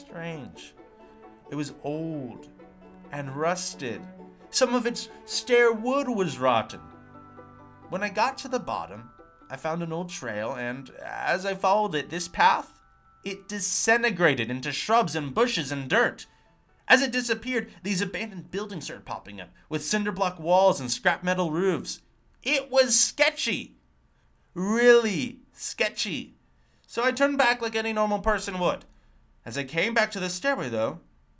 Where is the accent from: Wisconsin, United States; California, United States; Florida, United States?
California, United States; Los Angeles; moved away as an adult; now in Nice, France; I grew up in Los Angeles and had never lived anywhere else